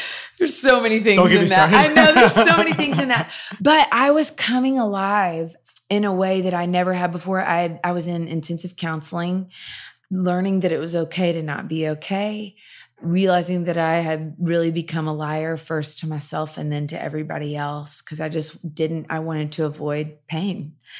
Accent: the South, United States; I grew up in the South in the church and I was experiencing freedom like I never knew existed.

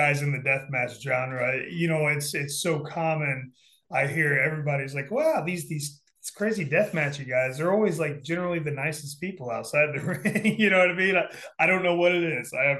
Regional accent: Indianapolis, Indiana, United States; I grew up in Indianapolis, Indiana, the old Market Square Arena.

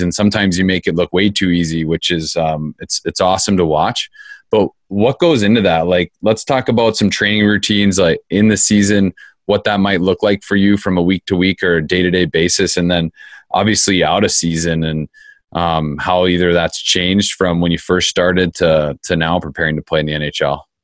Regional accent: Phoenix, Arizona, United States; I grew up in Phoenix.

